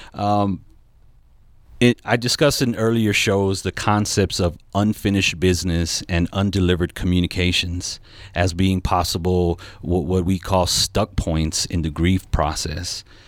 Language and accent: English; Southern California, United States; I'm from Southern California